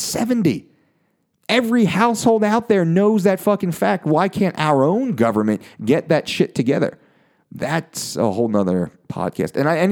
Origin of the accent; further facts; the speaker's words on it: United States; me as an American